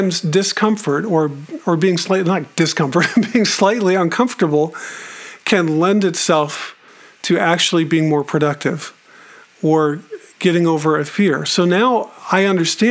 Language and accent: English; Tucson, Arizona, United States; growing up in Tucson, I've mentioned before that I grew up there